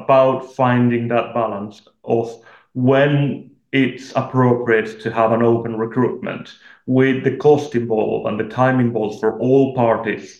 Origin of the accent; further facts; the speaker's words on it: Argentina; moved away; I'm from Argentina